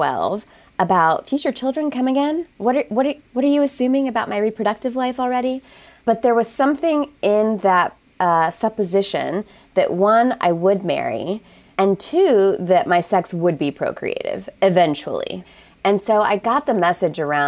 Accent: American Midwest, small Chicago suburb, Illinois, United States; I grew up Catholic in the American Midwest on white bread and Jesus

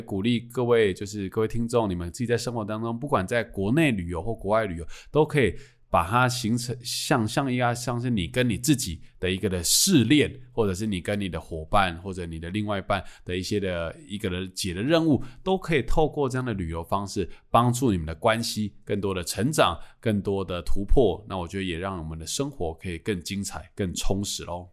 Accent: Changhua County, Taiwan; now in Taipei, Taiwan; 我老家在彰化，我从台北回彰化还快

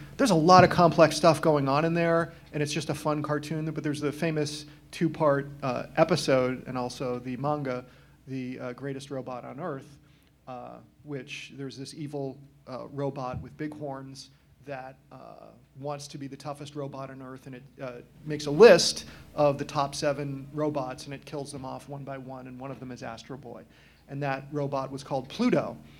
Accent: Massachusetts, United States; I'm from Massachusetts. I grew up watching Channel 56

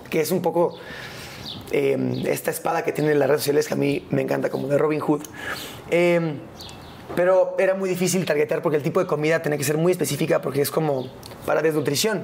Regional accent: Mexico; es mi casa, es, es donde yo nací, es donde yo crecí, es mi país.

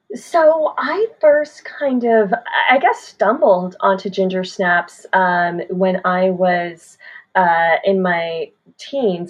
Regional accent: Canada

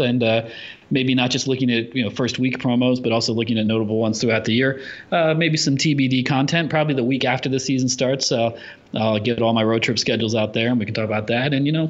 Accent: United States; I'm an American. I don't know what goes on over the water.

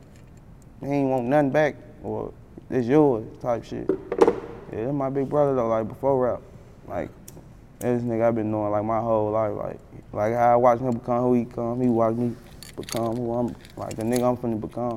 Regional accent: United States; I'm from Glenview

